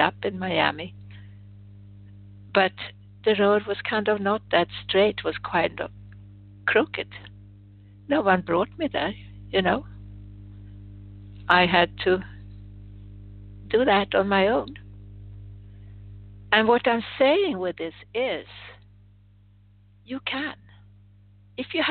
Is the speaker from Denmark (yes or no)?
no; Sweden; moved away; I was born in Sweden